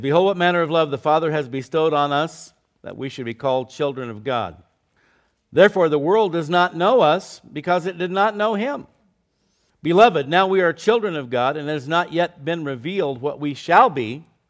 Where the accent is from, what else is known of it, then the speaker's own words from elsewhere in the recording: Scottsdale, Arizona, United States; I was in the fifth grade. I was going to s, to elementary school in downtown Scottsdale, Arizona